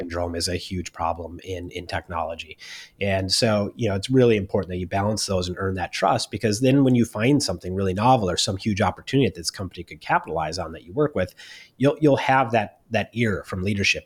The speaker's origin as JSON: {"language": "English", "town": "Minneapolis", "region": "Minnesota", "country": "United States", "also_born_or_lived": "Silicon Valley", "moved": "as an adult", "said": "I was originally from Minneapolis, Minnesota"}